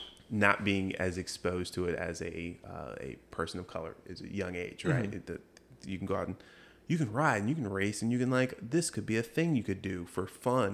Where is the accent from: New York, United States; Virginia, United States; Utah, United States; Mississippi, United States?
Virginia, United States; Chesterfield; I grew up in Chesterfield